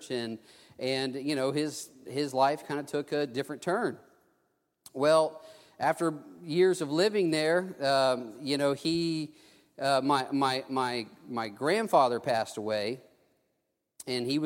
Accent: Texas, United States; also born or lived in Mobile, Alabama; I was, I was born in Mobile, but after I was about a year old, we moved to South Texas. And um, I grew up in a loving, I grew up with loving, hardworking parents, but we didn't go to church.

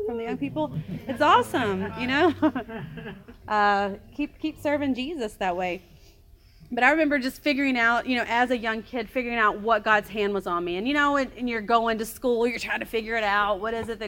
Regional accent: Daphne, Alabama, United States; moved away as an adult; now in Honduras; I'm from Daphne and grew up here my whole life

